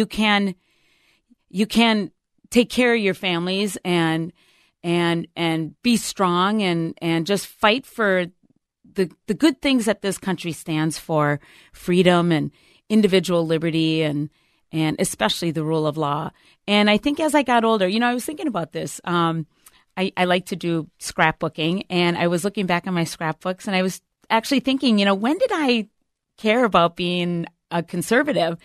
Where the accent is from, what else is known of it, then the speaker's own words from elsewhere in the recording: Minneapolis, Minnesota, United States; also born or lived in Twin Cities / Duluth; I grew up in North Minneapolis until I was in fourth grade.